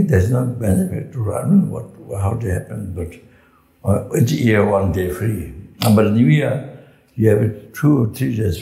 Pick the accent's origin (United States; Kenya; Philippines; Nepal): Nepal; Solu Khumbu, Koshi Province; moved away; also born or lived in Pagri, Tibet / Tibet; I came from Sol Kumbu